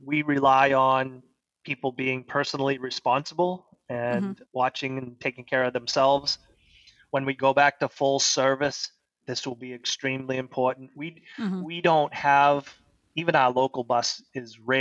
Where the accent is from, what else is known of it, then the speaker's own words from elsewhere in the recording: Saco, Maine, United States; also born or lived in Old Orchard Beach, Maine; I grew up in Camp Ellis, so I've been at the beach all my life. I live in Old Orchard now